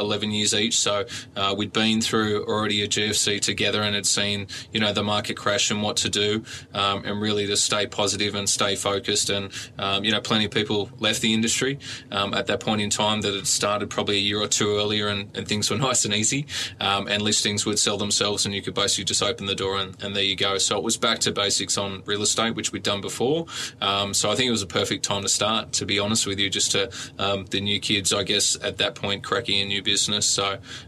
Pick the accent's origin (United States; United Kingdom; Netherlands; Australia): Australia; Gymea Bay, New South Wales; I grew up in Gymie Bay and schooling around Kirrawee